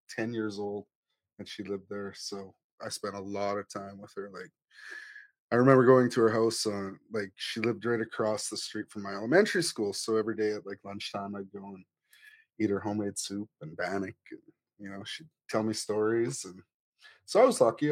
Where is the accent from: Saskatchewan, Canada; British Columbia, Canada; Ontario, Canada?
Saskatchewan, Canada; Cowessess First Nation; now in Edmonton, Canada; I live in Edmonton. I'm originally from Cowessess First Nation